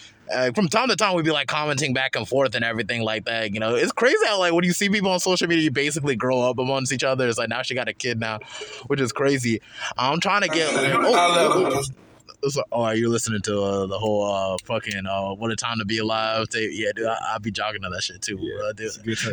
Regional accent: Charlotte, North Carolina, United States; I grew up in Charlotte

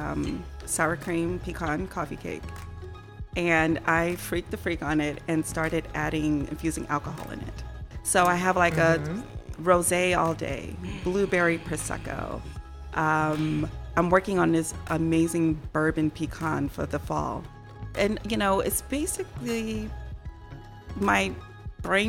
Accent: New York City, New York, United States; now in Chicago, United States; Straight out of Brooklyn. I have to love say it. I'm a New Yorker.

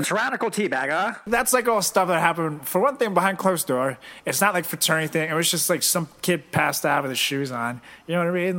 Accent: Venezuela; I'm from Venezuela

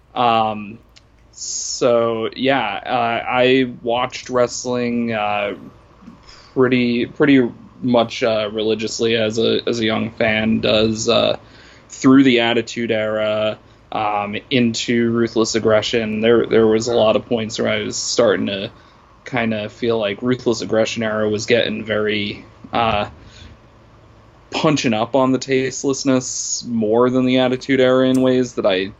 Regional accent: Worcester, Massachusetts, United States; I was born in Worcester, Massachusetts

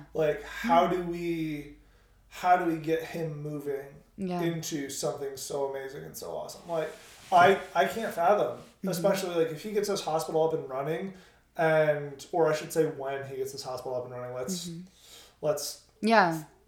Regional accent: United States; as an American

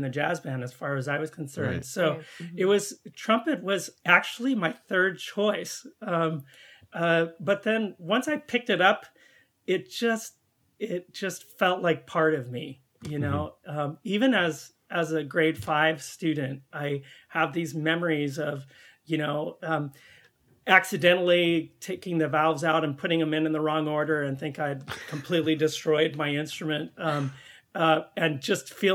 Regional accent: California, United States; moved away as an adult; also born or lived in Central Valley, California / Humboldt County, California / Chicago; now in Canada; I was born and raised in California on the best coast

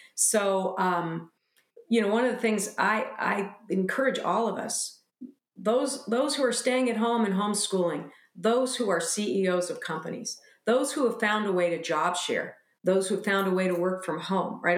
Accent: United States; as American women

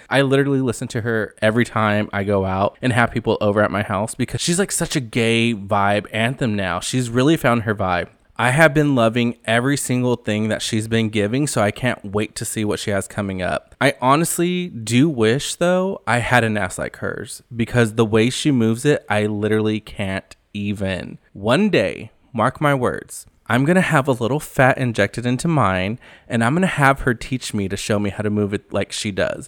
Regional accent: Central California, United States; I am from Central California

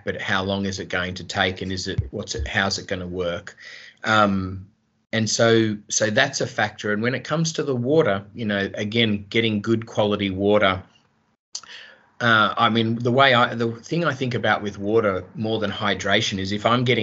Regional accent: Australia; I grew up in Australia

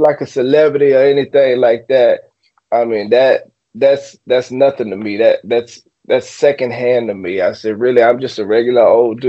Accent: Sherman, Texas, United States; I come from a small town. I come from Sherman, Texas. Very small town.

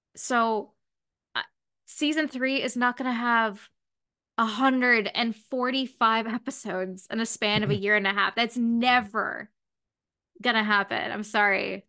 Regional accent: London, Ontario, Canada; I'm from London

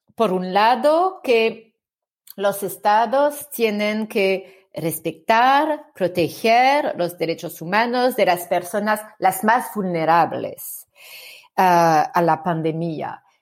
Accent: France; accent: French; Spanish is a second language; mi acento francés muy fuerte

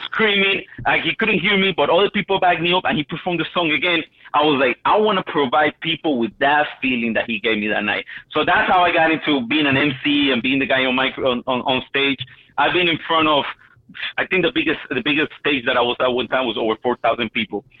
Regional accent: Miami, Florida, United States; I'm from Miami.

